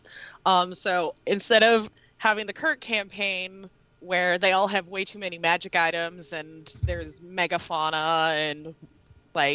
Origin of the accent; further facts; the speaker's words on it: Iowa City, Iowa, United States; moved away; I was from Iowa City, which was, like, between there and Des Moines